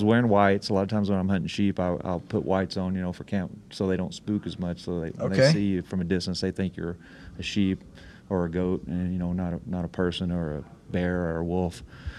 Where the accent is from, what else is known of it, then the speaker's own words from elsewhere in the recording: Alaska, United States; I killed that ram 2 years ago in my home state of Alaska.